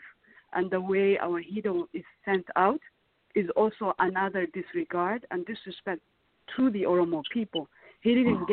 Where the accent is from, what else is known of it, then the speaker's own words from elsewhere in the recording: Minnesota, United States; also born or lived in Ethiopia; The reason why I grew up in Minnesota is not because I loved Minnesota. It's because that's where we ended up after we fled our home country in 1998.